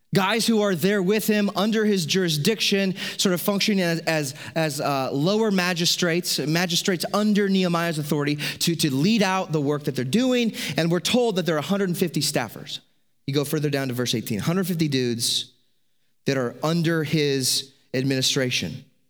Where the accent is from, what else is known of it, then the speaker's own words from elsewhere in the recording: United States; As an American, As people who are American citizens